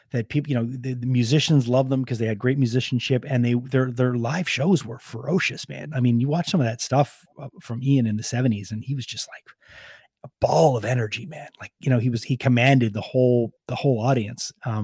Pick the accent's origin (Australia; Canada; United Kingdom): Canada; Montreal, Quebec; You know, growing up in Montreal, they were a band that we played all the time.